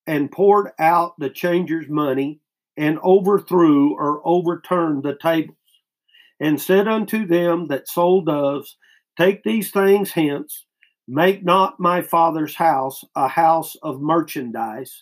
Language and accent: English; United States; As American Christians